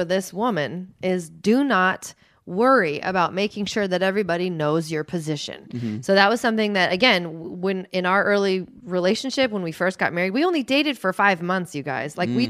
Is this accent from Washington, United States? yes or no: yes; Seattle, Washington, United States; I am from Seattle, like Pacific Northwest. My dad works downtown. That is something I have known my entire life.